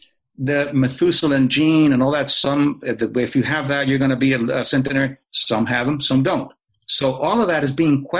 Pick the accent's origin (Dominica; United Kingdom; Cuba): Cuba; moved away; I was born in Cuba.